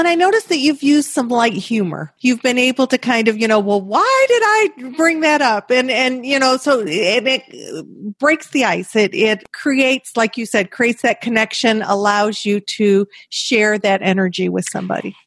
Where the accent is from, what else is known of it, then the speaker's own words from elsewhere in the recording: Brighton, Michigan, United States; I'm from a place Brighton, Michigan